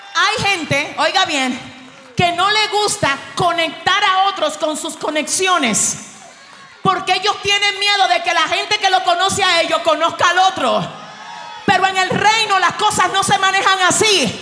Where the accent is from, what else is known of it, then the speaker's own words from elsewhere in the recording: Dominican Republic; Yo vengo desde República Dominicana